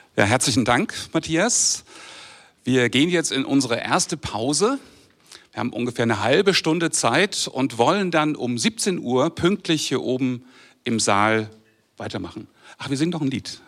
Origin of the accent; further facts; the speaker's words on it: Braunschweig, Lower Saxony, Germany; moved away; Also ich komme aus Braunschweig